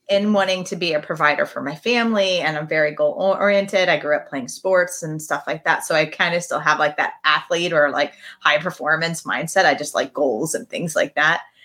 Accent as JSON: {"language": "English", "region": "Midwest", "country": "United States", "said": "I come from the Midwest"}